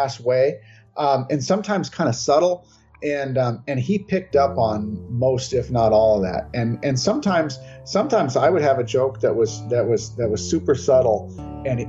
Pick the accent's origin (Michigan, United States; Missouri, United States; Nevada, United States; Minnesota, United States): Minnesota, United States; I'm out of my home state of Minnesota